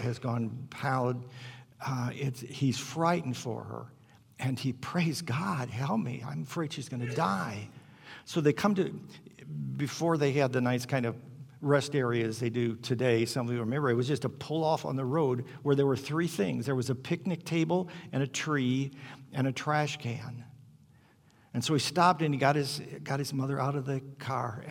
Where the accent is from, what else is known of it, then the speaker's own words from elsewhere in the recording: Hammond, Indiana, United States; I grew up in Hammond, Indiana, right at the south end of Lake Michigan.